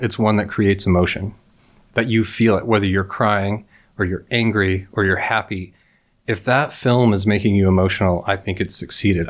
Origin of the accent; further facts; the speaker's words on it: near Yosemite National Park, California, United States; I grew up near Yosemite National Park in California